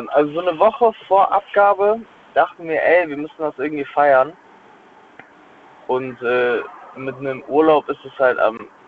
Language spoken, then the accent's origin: German; Cologne, North Rhine-Westphalia, Germany; ich bin aus Köln.